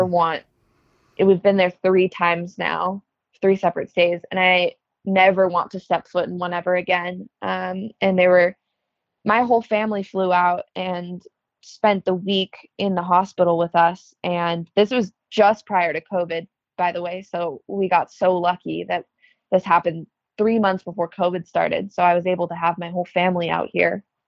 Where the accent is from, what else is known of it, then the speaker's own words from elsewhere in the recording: Chicago, Illinois, United States; also born or lived in Los Angeles; I'm from Chicago. Um, I lived in LA at one point. Went back to Chicago